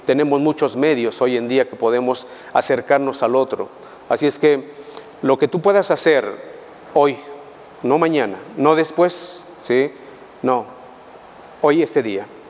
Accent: Mexico; como pueblo mexicano somos, les digo y les vuelvo a decir, Somos muy fervorosos

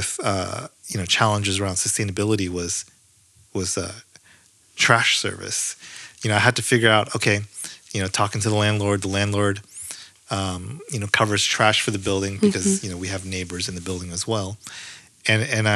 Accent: San Francisco, California, United States; also born or lived in Berkeley / San Jose; I grew up in San Francisco, lived in San Francisco for a long time

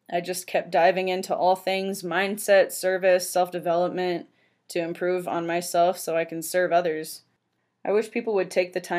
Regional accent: San Francisco Bay Area, California, United States; I was born and raised in the San Francisco Bay Area and worked at a grocery store for almost 10 years.

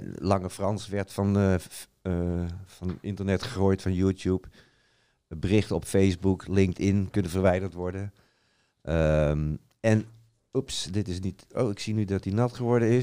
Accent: Utrecht, Netherlands; Ik kom dan uit Utrecht

